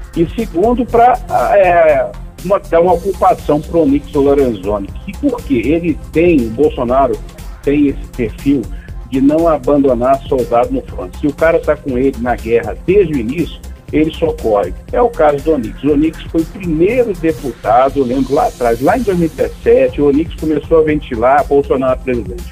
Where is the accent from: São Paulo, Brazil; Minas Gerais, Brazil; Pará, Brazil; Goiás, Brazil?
Minas Gerais, Brazil; now in Brasília, Brazil; como mineiro que eu sou